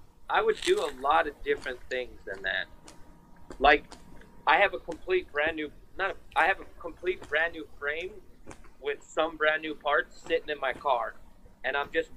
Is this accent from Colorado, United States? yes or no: no; New York, United States; We're from New York.